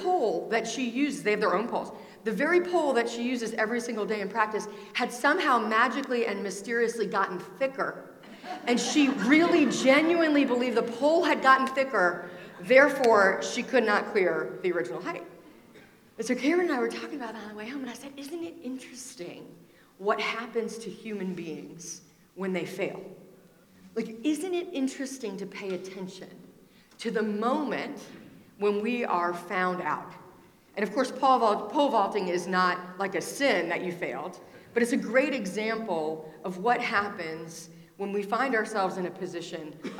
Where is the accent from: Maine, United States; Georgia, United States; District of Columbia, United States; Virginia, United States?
Virginia, United States; Richmond; I'm from Richmond, Virginia